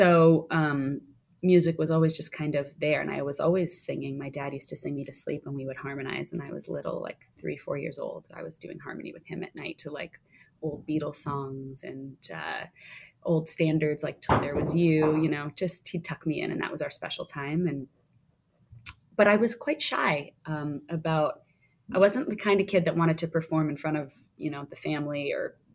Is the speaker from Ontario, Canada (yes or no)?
yes; just outside of Toronto, Ontario, Canada; moved away as an adult; now in New York, United States; I grew up just outside of Toronto, Canada